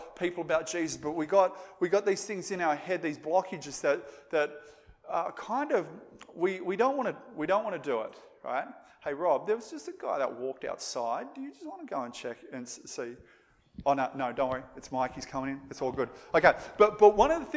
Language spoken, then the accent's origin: English; Moree, New South Wales, Australia; accent: bogan; they would have had like this really bogan accent like I've got because I come from Moree